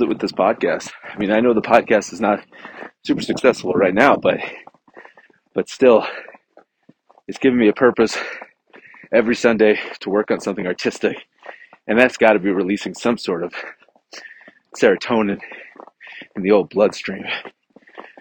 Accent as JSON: {"language": "English", "region": "New Hampshire", "country": "United States", "tie": "born or raised there", "moved": "yes", "said": "I grew up in New Hampshire, New England, and we would get pelted year after year with snow."}